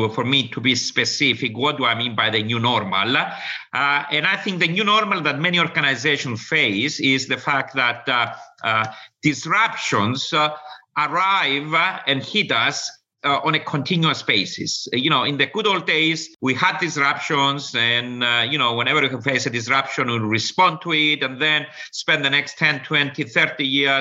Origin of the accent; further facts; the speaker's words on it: Cyprus; also born or lived in United States; now in London, United Kingdom; I'm originally from Cyprus. I did all my studying in the United States.